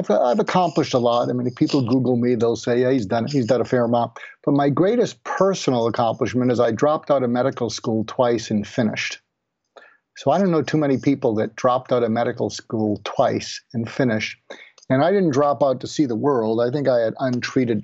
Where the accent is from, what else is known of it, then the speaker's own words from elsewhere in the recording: outside of Boston, Massachusetts, United States; I grew up outside of Boston with depression-age parents